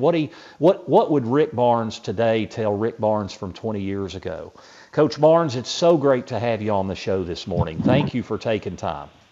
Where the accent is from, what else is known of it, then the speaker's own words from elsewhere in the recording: Knoxville, Tennessee, United States; I grew up here in Knoxville